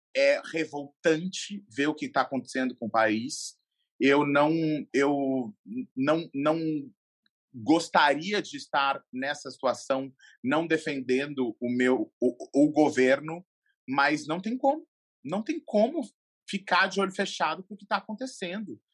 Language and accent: Portuguese; Brazil; Eu sou brasileiro